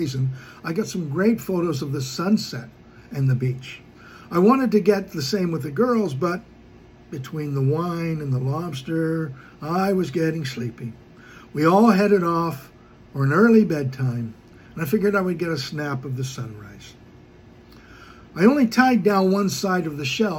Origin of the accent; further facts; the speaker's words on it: Toronto, Ontario, Canada; I was from Toronto